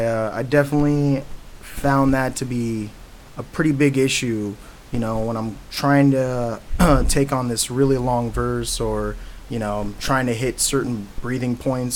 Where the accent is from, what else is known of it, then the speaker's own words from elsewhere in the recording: Dallas, Texas, United States; now in Waukee, United States; No, actually, originally I'm from Dallas, Texas.